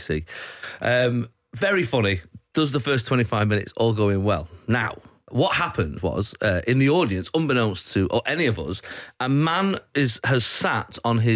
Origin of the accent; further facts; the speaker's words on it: Salford, North West England, United Kingdom; I'm from Salford